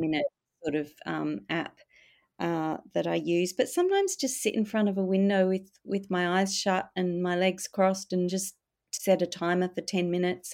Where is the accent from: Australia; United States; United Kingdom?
Australia; Perth, Western Australia; now in Melbourne, Australia; growing up in Perth, I did feel l, the, an emptiness there.